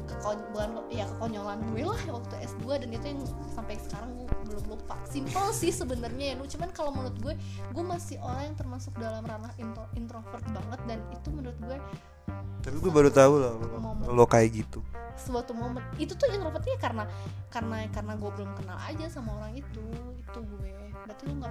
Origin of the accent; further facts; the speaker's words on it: Padang, West Sumatra, Indonesia; gue orang Padang loh aslinya